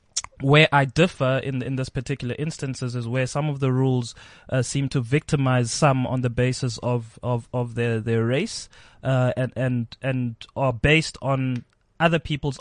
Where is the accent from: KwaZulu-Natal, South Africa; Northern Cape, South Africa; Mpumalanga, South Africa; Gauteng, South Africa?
Gauteng, South Africa; Pretoria; I am from Pretoria.